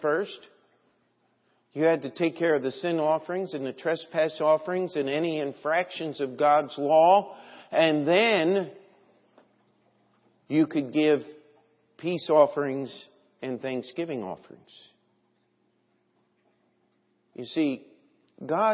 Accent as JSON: {"language": "English", "country": "United States", "said": "as an American"}